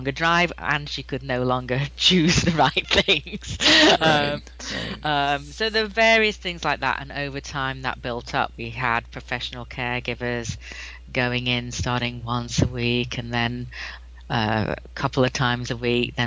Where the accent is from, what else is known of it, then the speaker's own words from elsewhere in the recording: England, United Kingdom; now in Wilmington, United States; I am English. Maybe your listeners can detect that.